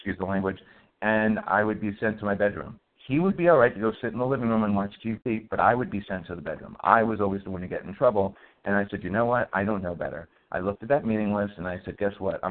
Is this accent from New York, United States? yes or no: yes; New York City, New York, United States; I was a non-religious, fat, white, and Jewish kid growing up in the Bronx Projects